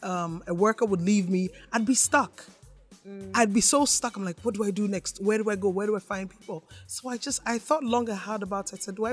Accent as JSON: {"language": "English", "country": "Ghana", "also_born_or_lived": "Canada", "moved": "as an adult", "said": "I'm Ghanaian"}